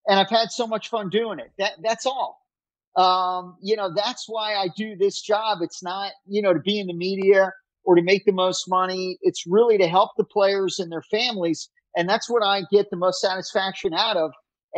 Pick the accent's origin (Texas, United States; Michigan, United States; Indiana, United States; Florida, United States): Florida, United States; Miami; Growing up in Miami, I didn't get married till my mid-40s.